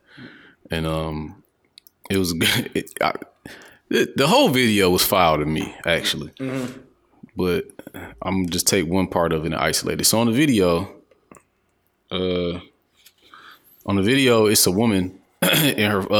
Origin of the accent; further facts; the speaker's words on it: Detroit, Michigan, United States; I'm from the East Side